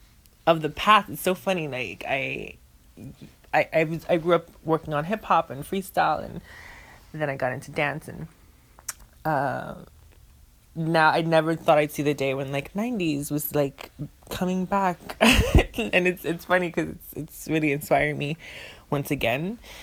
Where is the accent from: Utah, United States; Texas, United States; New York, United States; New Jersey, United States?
New York, United States; New York City; growing up in Sunset Park in Brooklyn